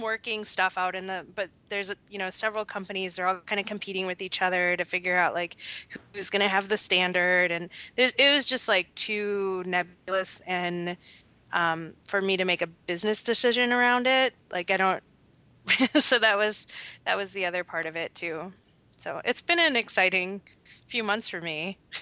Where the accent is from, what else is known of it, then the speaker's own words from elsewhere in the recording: southeastern Wisconsin, United States; now in Minnesota, United States; I'm from Wisconsin